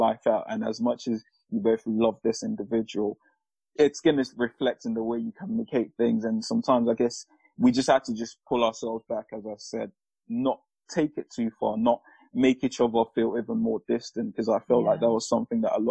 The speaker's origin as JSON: {"language": "English", "country": "Nigeria", "said": "I'm Nigerian."}